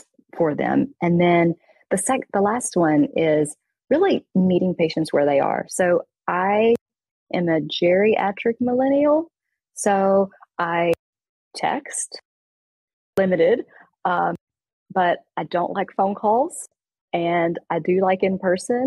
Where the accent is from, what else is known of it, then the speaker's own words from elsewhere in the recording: East Texas, United States; I grew up in East Texas